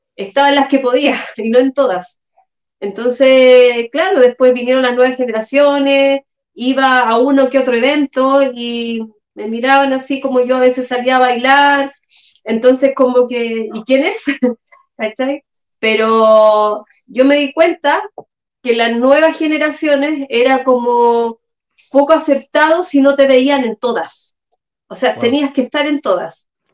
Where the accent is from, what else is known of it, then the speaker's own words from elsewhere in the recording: San Bernardo, Santiago Metropolitan Region, Chile; Yo también soy de San Bernardo, al igual que Celi